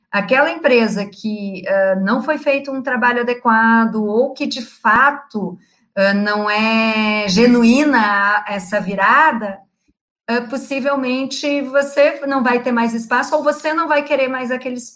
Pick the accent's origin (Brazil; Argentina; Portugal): Brazil; Rio Grande do Sul; accent: gaúcho; now in Rio de Janeiro, Brazil; apesar de estar 10 anos no Rio, eu continuo com sotaque gaúcho, às vezes eu respondo como gaúcho